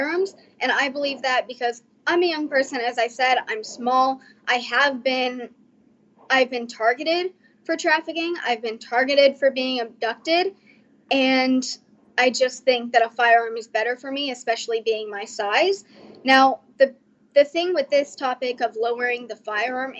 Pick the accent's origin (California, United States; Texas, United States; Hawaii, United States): Texas, United States; Fort Worth; I am from Fort Worth, Texas.